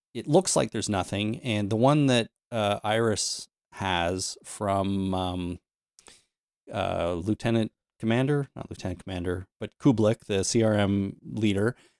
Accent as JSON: {"language": "English", "country": "Canada", "said": "I'm Canadian"}